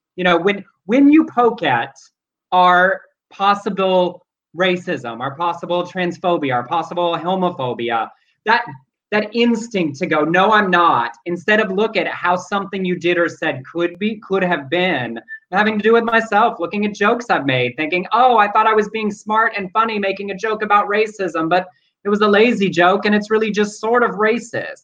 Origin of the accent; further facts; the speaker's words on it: the South, United States; now in California, United States; we are from the South